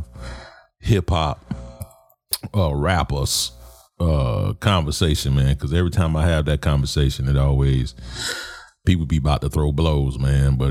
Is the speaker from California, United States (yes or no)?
no; Kansas City, Missouri, United States; also born or lived in New Orleans, Louisiana; I'm from Kansas City. Kansas City in my heart.